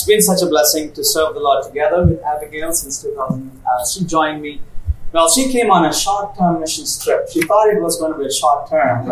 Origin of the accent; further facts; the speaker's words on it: India; I come from India where in summer it could get as high as 120 degrees